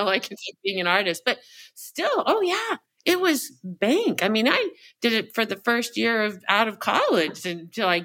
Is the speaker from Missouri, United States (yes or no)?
no; Irvine, California, United States; moved away; I grew up in Orange County, California, specifically Irvine in my high school, college days